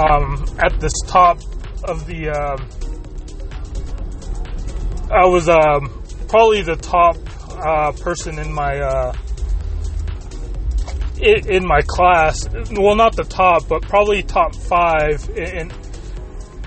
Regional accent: United States; first language Spanish; English is a second language; up till the age of three, basically, when I moved here to the United States.

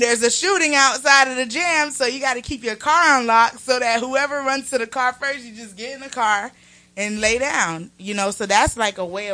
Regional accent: Homestead, Florida, United States; now in Atlanta, United States; I'm from Homestead, Florida, which is like a little ways of Miami

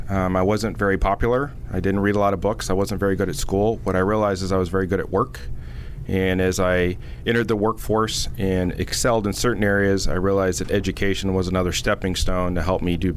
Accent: Nevada City, California, United States; I grew up in a small town in California called Nevada City.

